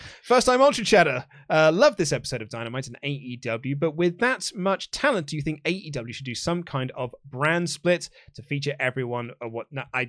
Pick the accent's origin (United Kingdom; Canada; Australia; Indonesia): Australia; Boys, I'm an Aussie, right, but I'm also half Kiwi.